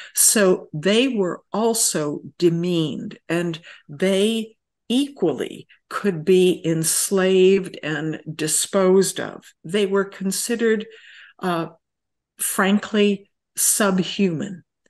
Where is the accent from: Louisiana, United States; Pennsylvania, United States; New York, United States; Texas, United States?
New York, United States; rural upstate; moved away; I grew up in rural upstate New York